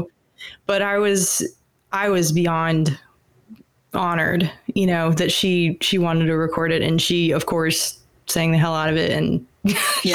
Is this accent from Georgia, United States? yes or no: yes; Atlanta, Georgia, United States; also born or lived in Alabama; I, I grew up in Atlanta and also in Alabama.